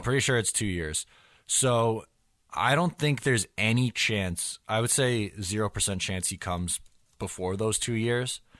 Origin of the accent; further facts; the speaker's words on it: United States; I'm the American